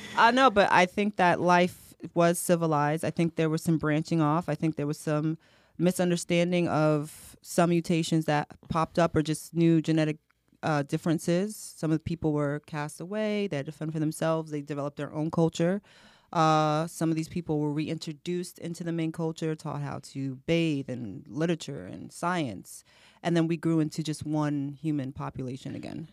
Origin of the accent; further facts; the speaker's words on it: United States; I'm American, I was born here